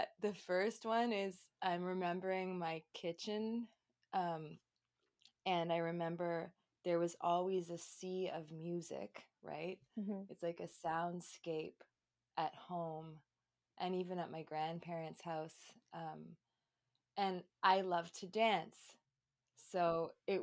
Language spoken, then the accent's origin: English; Toronto, Ontario, Canada; I was born and raised in Toronto, Canada, in the East End